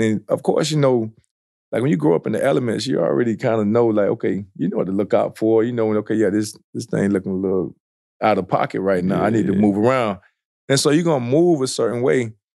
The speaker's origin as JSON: {"language": "English", "region": "South Florida", "country": "United States", "tie": "born or raised there", "said": "I grew up in South Florida"}